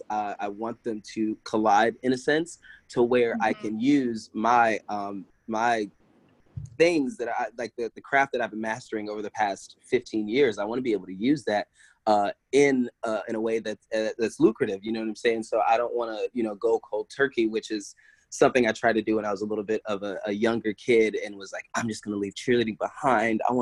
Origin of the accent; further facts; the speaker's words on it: Kingstree, South Carolina, United States; born there; so I was born in South Carolina uh, small town of Kingstree, uh, literally like there's like three stoplights.